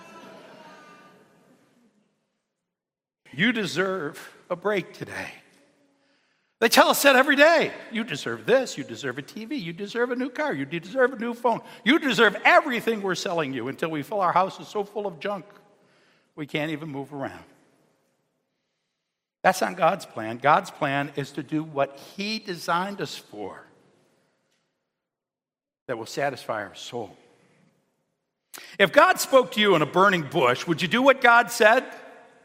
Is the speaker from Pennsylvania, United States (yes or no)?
no; Cheektowaga, New York, United States; I'm a kid from Cheektowaga